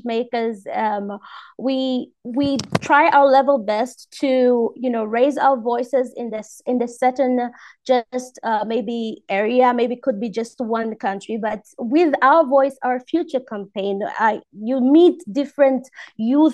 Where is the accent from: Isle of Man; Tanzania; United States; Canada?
Tanzania; I'm from Tanzania.